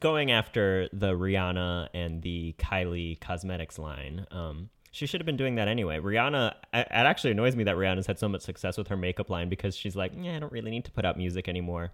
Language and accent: English; Connecticut, United States; I'm from Connecticut